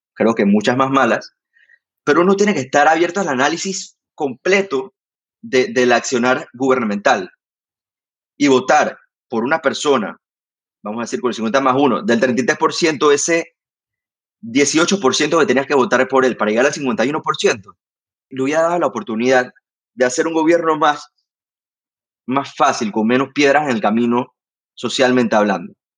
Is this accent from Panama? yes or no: yes; Panama